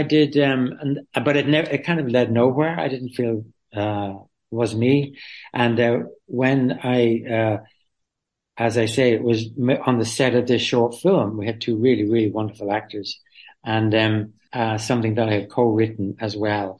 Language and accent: English; Dublin, Leinster, Ireland; moved away as an adult; also born or lived in London; I was born in Dublin. I lived in Dublin City and I emigrated to England, to London when I was 18 after school.